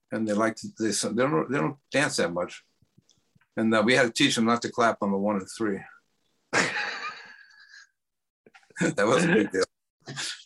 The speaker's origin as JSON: {"language": "English", "town": "New York City", "region": "New York", "country": "United States", "moved": "as an adult", "said": "I'm from New York"}